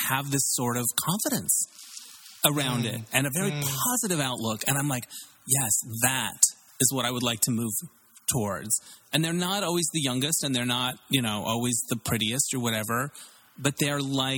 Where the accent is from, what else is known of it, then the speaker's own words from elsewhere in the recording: Arizona, United States; moved away as an adult; also born or lived in Tempe, Arizona; now in Los Angeles, United States; I grew up in Arizona, a small town in Arizona, and I went to university in Tempe, Arizona